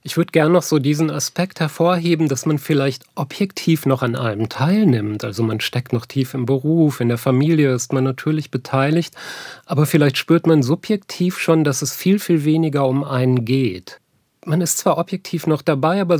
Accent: North Rhine-Westphalia, Germany; Ich bin ja eigentlich aus dem Ruhrgebiet und in der Zeit der Deindustrialisierung aufgewachsen.

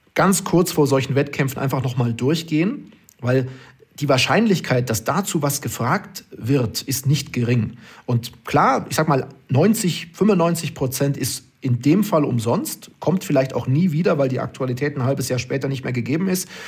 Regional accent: Oberstdorf, Bavaria, Germany; moved away as an adult; now in Duisburg, Germany; ich bin die ersten 20 Jahre meines Lebens äh, in Oberstdorf aufgewachsen

